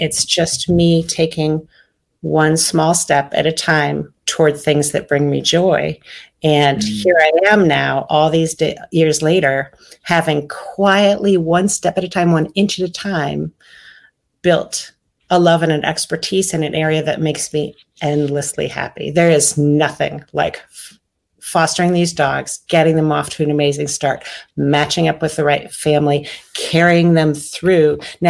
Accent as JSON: {"language": "English", "region": "Pennsylvania", "country": "United States", "tie": "born or raised there", "also_born_or_lived": "Michigan / Minnesota / Illinois", "lives_now": "Virginia, United States", "said": "I was born in Michigan, moved to Minnesota, and then Illinois, and then Pennsylvania. And my family is still in Pennsylvania, and I'm in Virginia now."}